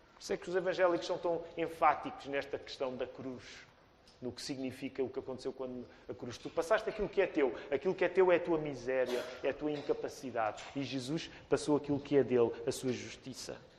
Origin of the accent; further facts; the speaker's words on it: Portugal; Nós portugueses